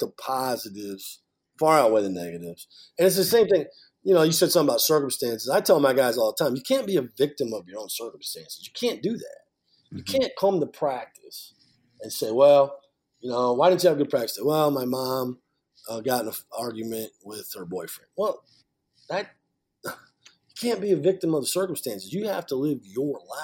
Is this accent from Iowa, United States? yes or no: yes; near Iowa City, United States; moved away; I grew up in Iowa, right outside of Iowa City, Iowa.